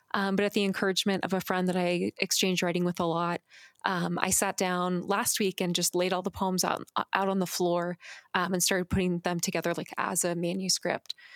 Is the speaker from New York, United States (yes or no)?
no; Phoenix, Arizona, United States; I grew up in Phoenix